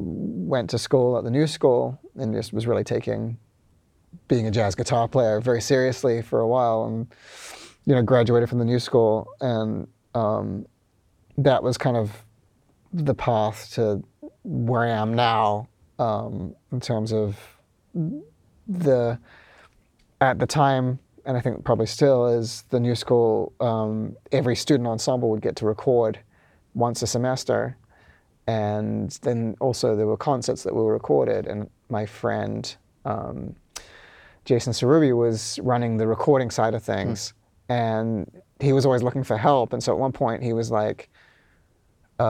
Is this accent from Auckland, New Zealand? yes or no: yes; Auckland, New Zealand; moved away as an adult; also born or lived in Wellington, New Zealand; now in New York, United States; I'm from Auckland.